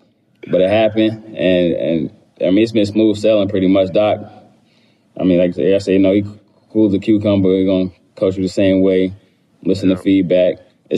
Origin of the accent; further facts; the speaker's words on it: Charlotte, North Carolina, United States; That stuff both of us had to deal with our whole life growing up in Charlotte, being son of an NBA player who played there for 10 years.